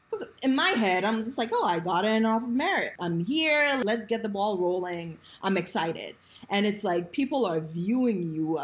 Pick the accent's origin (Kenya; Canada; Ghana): Ghana; now in United States; I grew up, my formative years was spent in Ghana. And I moved here and, you know, moved to Howard County